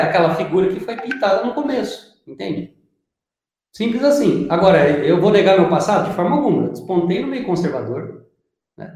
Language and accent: Portuguese; Paraná, Brazil; Eu sou do Paraná, mas o pessoal fala que eu sou mineiro